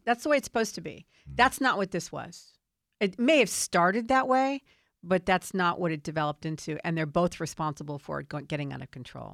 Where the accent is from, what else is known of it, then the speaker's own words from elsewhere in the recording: Washington, District of Columbia, United States; I grew up in Washington, D C. I've seen it my whole life.